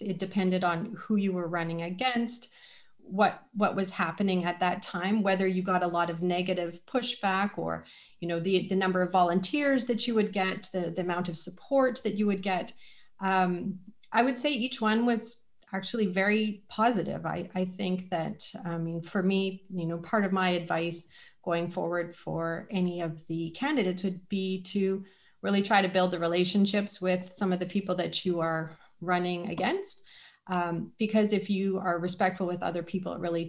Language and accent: English; British Columbia, Canada; moved away as an adult; now in London, Canada; I'm originally from British Columbia and have only lived in London 13 years